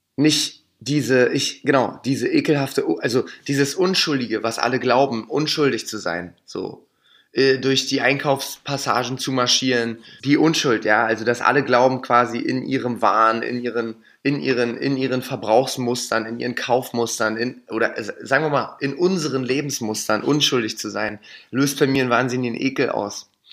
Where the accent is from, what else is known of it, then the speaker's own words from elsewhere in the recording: Berlin, Germany; da, wo ich groß geworden bin, ne, da war Union sowieso immer die stärkste Macht Ne, wir sind ja, also Rot-Weiß-Hellersdorf